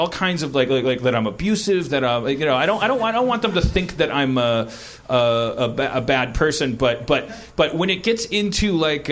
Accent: Wisconsin, United States; moved away; I'm from Wisconsin

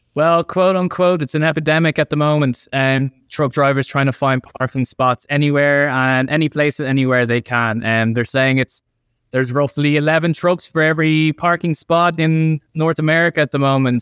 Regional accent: Ireland; I'm from Ireland

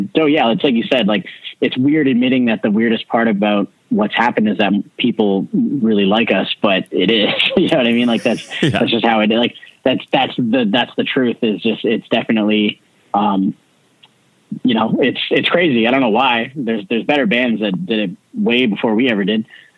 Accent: Canada; we weren't a very known band, especially being like Canadian and coming from like, you know, and then just starting to break into the United States.

